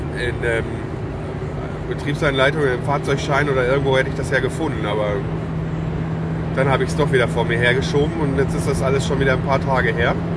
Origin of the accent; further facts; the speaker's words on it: Lüdenscheid, North Rhine-Westphalia, Germany; moved away; Ich komme ja aus Lüdenscheid